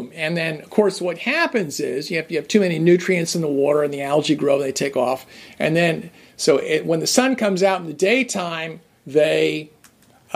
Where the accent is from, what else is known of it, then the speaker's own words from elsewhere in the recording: New Jersey, United States; I grew up in New Jersey